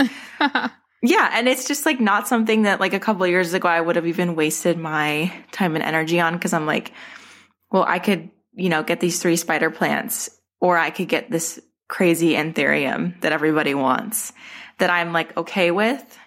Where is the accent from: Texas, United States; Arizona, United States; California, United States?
Arizona, United States; moved away; I'm from Arizona. My, my collection started in Arizona